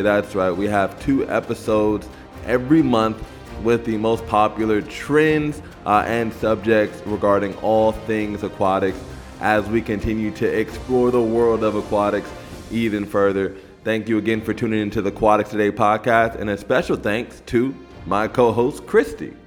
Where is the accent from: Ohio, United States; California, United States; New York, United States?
California, United States; Los Angeles; the LA Games, that, that's my hometown